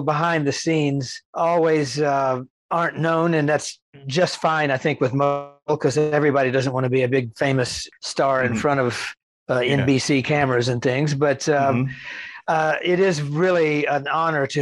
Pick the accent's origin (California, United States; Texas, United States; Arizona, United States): Texas, United States; growing up in Texas